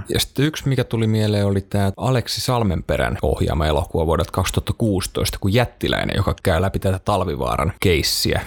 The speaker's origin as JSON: {"language": "Finnish", "town": "Tampere", "region": "Pirkanmaa", "country": "Finland", "tie": "born or raised there", "said": "mä kasvoin yhdeksänkymmentäluvulla Tampereella"}